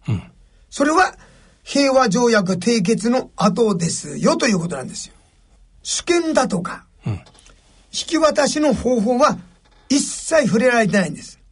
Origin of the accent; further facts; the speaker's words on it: Ashoro, Hokkaido, Japan; 北海道、阿蘇郡、うん、阿蘇町、お用地というですね、あの、山の中です。昭和36年までランプ生活でした